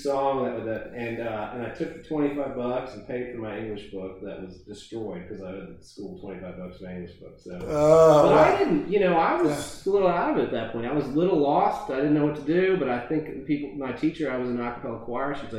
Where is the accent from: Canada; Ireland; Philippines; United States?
United States; Kentucky; I grew up in Kentucky